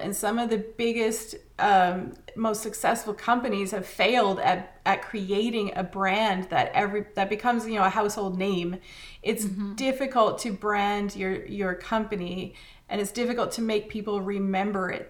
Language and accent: English; Canada; as a Canadian